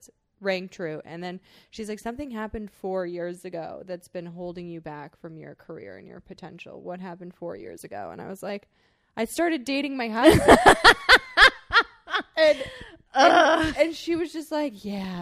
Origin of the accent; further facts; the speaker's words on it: Wisconsin, United States; now in Los Angeles, United States; I was like from Wisconsin